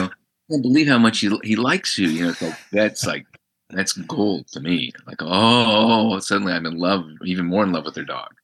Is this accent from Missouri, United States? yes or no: no; Albuquerque, New Mexico, United States; moved away as an adult; having grown up in Albuquerque